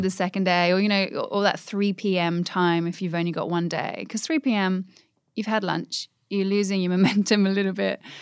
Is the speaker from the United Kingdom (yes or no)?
yes; England, United Kingdom; I'm English